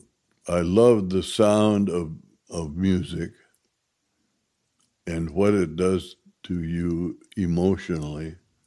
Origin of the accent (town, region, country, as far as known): Minneapolis, Minnesota, United States